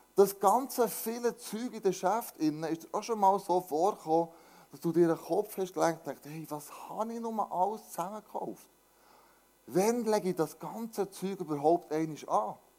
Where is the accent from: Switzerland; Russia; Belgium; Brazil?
Switzerland